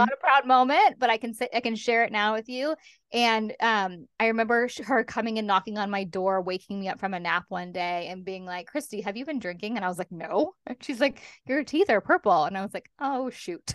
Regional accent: Los Angeles, California, United States; moved away as an adult; now in London, United Kingdom; I live in London, as you said, um, but I'm originally from Los Angeles. I've been over here for fifteen years.

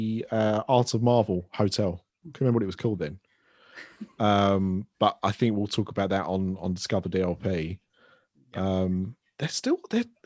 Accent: London, United Kingdom; accent: Cockney; I'm a Cockney wide boy and I talk like an idiot.

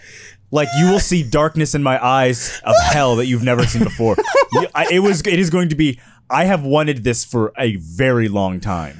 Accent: Houston, Texas, United States; moved away; also born or lived in San Francisco; I'm from Houston, Texas.

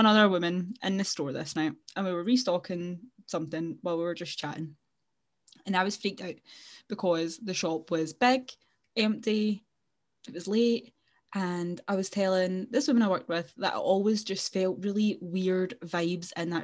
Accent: Glasgow, Scotland, United Kingdom; if you can't tell from our very strong accents, we are indeed from Glasgow.

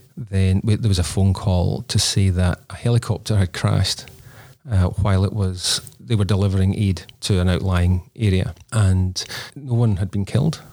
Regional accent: Scotland, United Kingdom; now in Australia; we're both Scottish originally, so we don't have family in Australia.

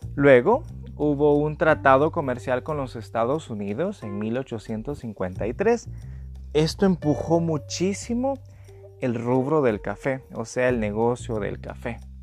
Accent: El Salvador; de El Salvador

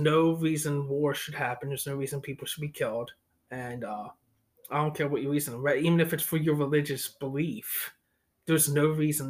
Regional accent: United States; speaking as an American

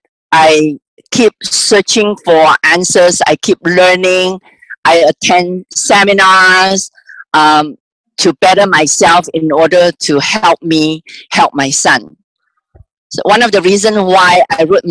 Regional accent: Malaysia; moved away as an adult; now in United States; I was born and raised in Malaysia. I came here about 30 years ago.

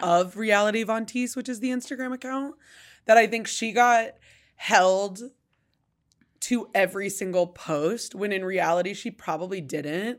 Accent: Idaho Falls, Idaho, United States; I grew up in Idaho Falls

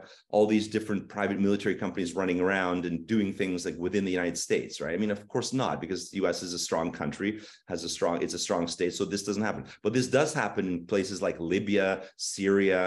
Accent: just outside of Toronto, Ontario, Canada; moved away as an adult; now in Kyiv, Ukraine; I'm born and raised in Canada in just outside of Toronto.

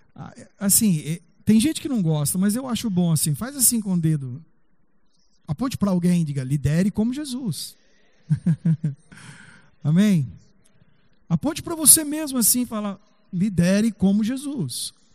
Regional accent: Brazil; Nós somos brasileiros

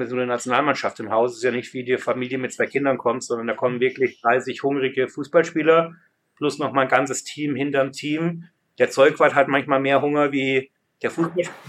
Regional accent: Germany; now in London, United Kingdom; als Deutscher

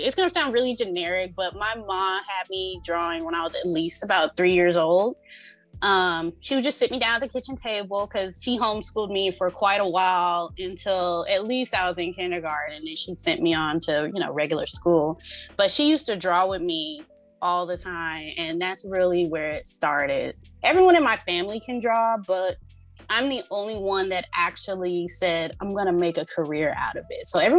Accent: Dallas, Texas, United States; So I grew up in Dallas, Texas, for those of you who are out there. I grew up in Dallas. Like right in the heart of it where downtown is.

